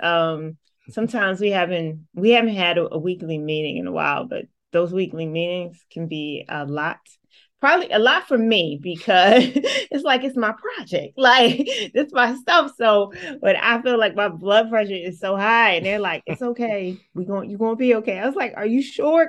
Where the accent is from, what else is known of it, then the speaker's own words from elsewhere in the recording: Atlantic City, New Jersey, United States; I'm born and raised from Atlantic City, New Jersey.